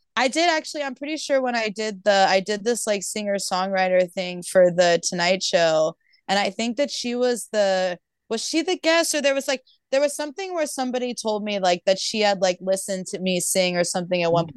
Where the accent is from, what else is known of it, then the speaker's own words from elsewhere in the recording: Tulsa, Oklahoma, United States; moved away; I grew up in Oklahoma